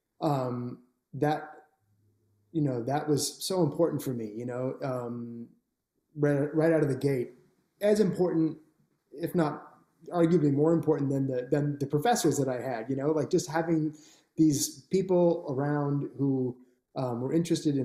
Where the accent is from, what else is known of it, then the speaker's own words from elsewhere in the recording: Toronto, Ontario, Canada; I grew up in Toronto drinking Tim Hortons